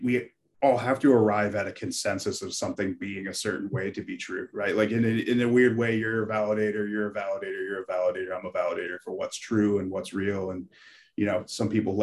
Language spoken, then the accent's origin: English; Connecticut, United States; moved away as an adult; also born or lived in Carmel, New York; now in Norway; I was born in Carmel, New York, and grew up in Connecticut